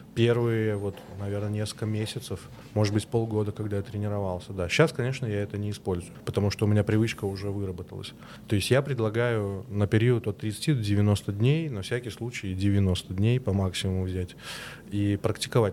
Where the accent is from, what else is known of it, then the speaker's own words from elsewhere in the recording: Minsk, Belarus; Я и сам из Беларуси, из Минска.